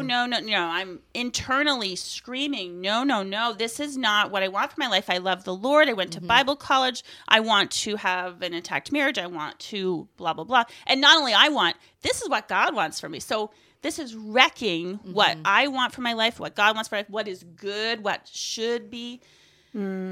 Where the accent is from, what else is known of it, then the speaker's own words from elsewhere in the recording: Aroostook County, Maine, United States; I am from Aroostook County, from the same town that Amy is from. We grew up in the same church